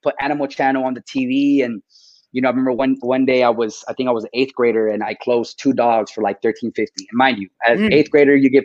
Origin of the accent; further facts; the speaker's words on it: Corona, California, United States; I grew up in Corona, California, in the Inland Empire